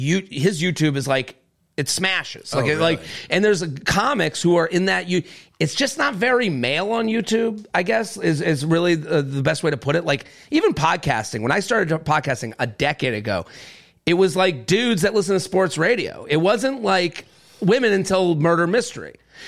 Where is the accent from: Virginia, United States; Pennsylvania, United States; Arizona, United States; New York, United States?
New York, United States; New York City; That's the type of stuff you hear as a New Yorker, and you go, what am I doing?